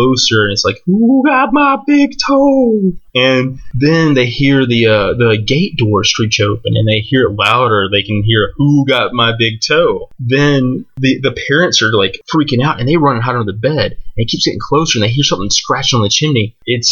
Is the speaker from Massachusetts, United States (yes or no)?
no; Mississippi, United States; I grew up in Mississippi